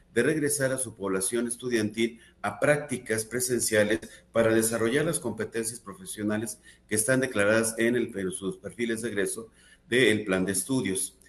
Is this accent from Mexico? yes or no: yes; Mexico; como población mexicana tenemos un rasgo muy característico